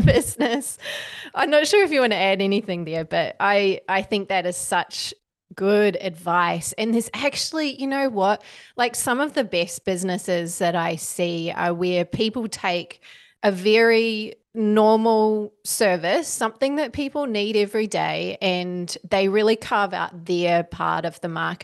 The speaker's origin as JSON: {"language": "English", "country": "New Zealand", "moved": "as an adult", "lives_now": "Australia", "said": "I came from New Zealand at nineteen"}